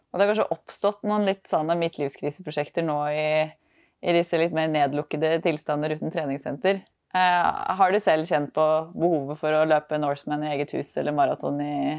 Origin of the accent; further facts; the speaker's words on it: Trøndelag, Norway; moved away; Jeg er jo egentlig trønder, så det ligger jo liksom i sjela